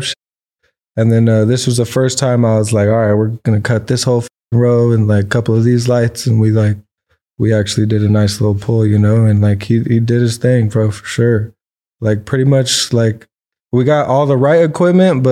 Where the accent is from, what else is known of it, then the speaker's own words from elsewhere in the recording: Orange County, California, United States; I grew up out here in Orange County originally. I was born in, like, Lakeview, Kaiser, right there by Anaheim